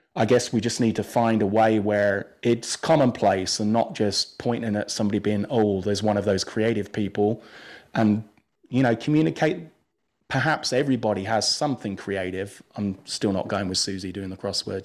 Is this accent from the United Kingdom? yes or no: yes; England, United Kingdom; moved away; I grew up in England